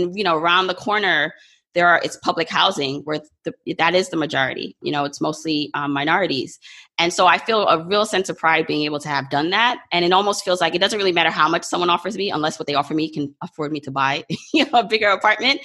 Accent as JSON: {"language": "English", "region": "New York", "country": "United States", "tie": "born or raised there", "also_born_or_lived": "Jamaica", "said": "New York has been my home because I came here when I was about 2 years old"}